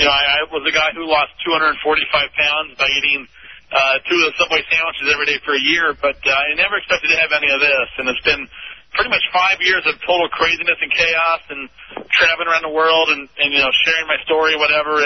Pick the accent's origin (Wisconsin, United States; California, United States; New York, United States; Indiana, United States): Indiana, United States; Indianapolis; from Indianapolis, Indiana